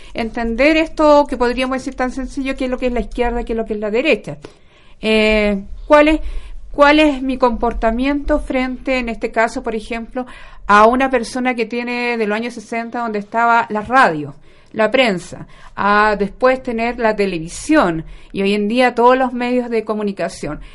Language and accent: Spanish; Concepción, Biobío, Chile; moved away as an adult; now in Santiago, Chile; Yo soy muy penquista, recién ahora me vine para acá por el tema del doctorado, de la Universidad de Chile que lo estoy haciendo. Pero mi pregrado, magíster y mi vida ha pasado en Concepción.